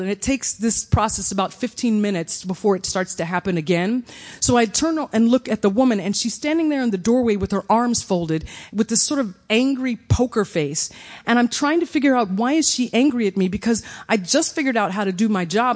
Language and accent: English; Evansville, Indiana, United States; my hometown of Evansville, Indiana